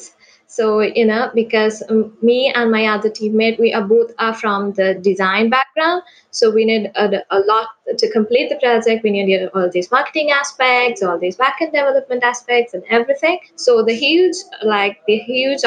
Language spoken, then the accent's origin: English; Sri Lanka; I'm from Sri Lanka.